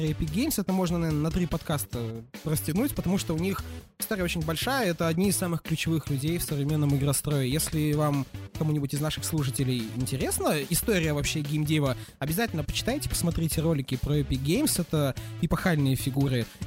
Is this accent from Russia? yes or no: no; Kazakhstan; я вообще из Казахстана. Какие у нас в 98 году компьютеры были?